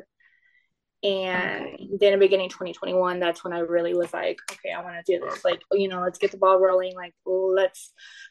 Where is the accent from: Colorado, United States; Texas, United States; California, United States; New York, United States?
Texas, United States; South; I'm from South Texas